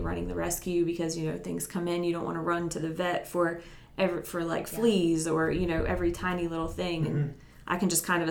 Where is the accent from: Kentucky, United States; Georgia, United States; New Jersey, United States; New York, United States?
New Jersey, United States; moved away as an adult; now in Upstate South Carolina, United States; I grew up in New Jersey, and I moved here when I was about 18 to go to school. And then I just stayed here